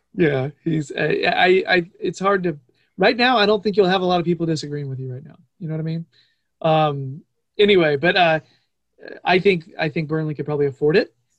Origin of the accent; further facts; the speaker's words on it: United States; being an American